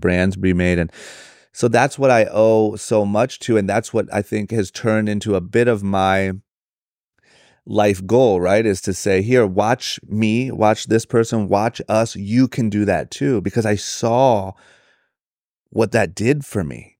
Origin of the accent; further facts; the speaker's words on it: Akron, Ohio, United States; moved away as an adult; now in Los Angeles, United States; born and raised in Akron, Ohio